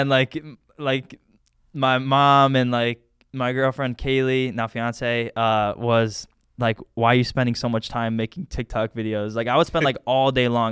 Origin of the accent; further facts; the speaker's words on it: Medina, Ohio, United States; I'm from Medina